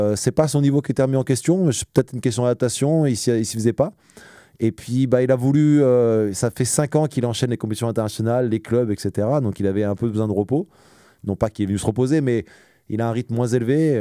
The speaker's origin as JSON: {"language": "French", "town": "Évry", "region": "Île-de-France", "country": "France", "also_born_or_lived": "Ris-Orangis / Italy / Poland / Bahrain", "moved": "as an adult", "lives_now": "Rennes, France", "said": "à Rissorangis, dans l'Essonne. C'est là d'où je viens. Je viens d'Evry"}